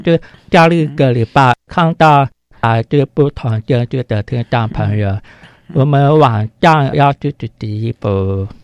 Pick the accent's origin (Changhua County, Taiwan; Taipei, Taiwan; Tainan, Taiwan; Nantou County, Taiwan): Taipei, Taiwan; also born or lived in Keelung; 我们就全家搬到台北，嗯。在台北市川水家附近。所以我国小一年级到三年级读台北市川水家